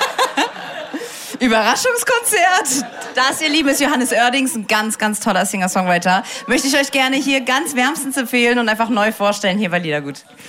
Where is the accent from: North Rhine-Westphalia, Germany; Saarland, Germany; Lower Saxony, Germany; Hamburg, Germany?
Saarland, Germany; Saarbrücken; Ich bin ja aus Saarbrücken